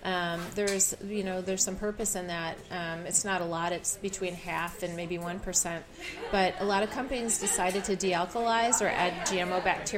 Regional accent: New York, United States; Oh, originally, where am I from? I'm from upstate New York.

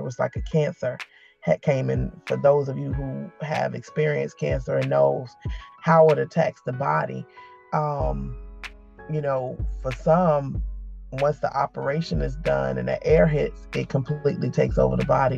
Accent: Newport News, Virginia, United States; I am from Newport News, Virginia. Born and raised.

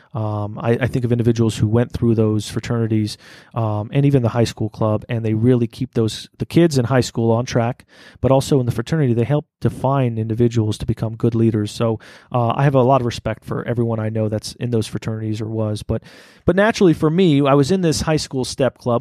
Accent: Las Vegas, Nevada, United States; when we grew up here in Las Vegas, I grew up in some of the worst parts of town

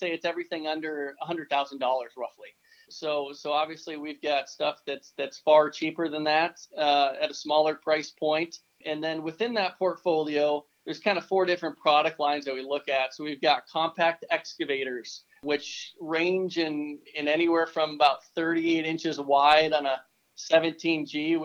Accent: Fargo, North Dakota, United States; moved away as an adult; I'm born and raised in Fargo, North Dakota

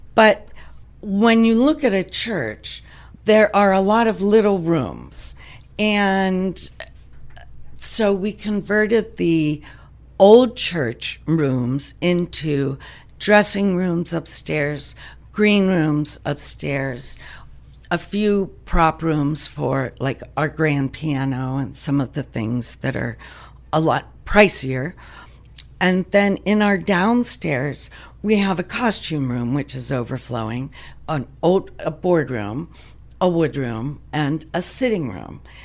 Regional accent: Pittsburgh, Pennsylvania, United States; moved away as an adult; now in DuBois, United States; I'm originally from the Pittsburgh area

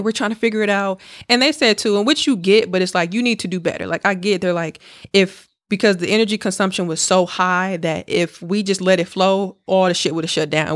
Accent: Milwaukee, Wisconsin, United States; moved away; I was back home, dog, in Milwaukee

